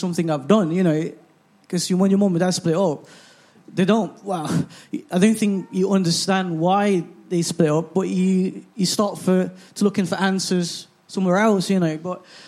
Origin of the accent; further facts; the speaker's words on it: Philippines; now in England; I grew up in the Philippines